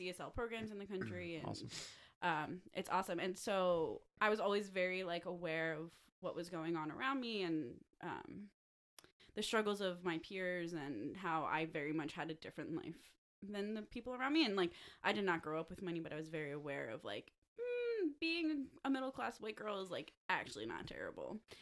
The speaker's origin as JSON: {"language": "English", "town": "Clifton Heights", "region": "Pennsylvania", "country": "United States", "said": "I'm from Clifton Heights"}